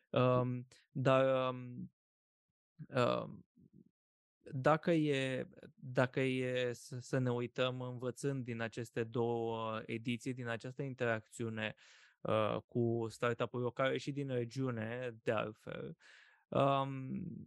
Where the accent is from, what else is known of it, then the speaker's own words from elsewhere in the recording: Iași, Iași County, Romania; Iașiului, de unde sunt eu original